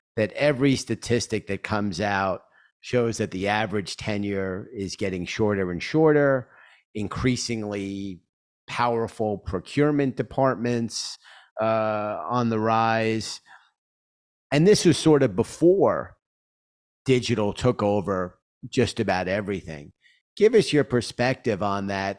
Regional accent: New York, United States; my hometown, New York

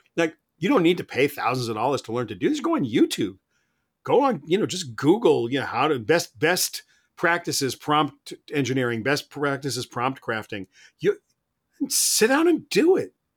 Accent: United States; I'm an American.

